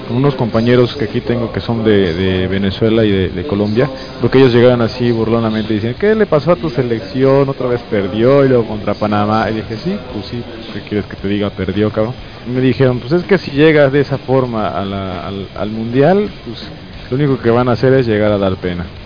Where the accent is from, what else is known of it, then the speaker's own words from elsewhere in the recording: Mexico; somos mexicanos